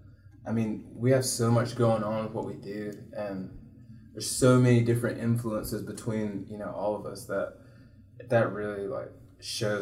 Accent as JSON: {"language": "English", "town": "Stone Mountain", "region": "Georgia", "country": "United States", "tie": "born or raised there", "also_born_or_lived": "Augusta, Georgia", "moved": "yes", "lives_now": "Valdosta, United States", "said": "I grew up, I was born in Stone Mountain"}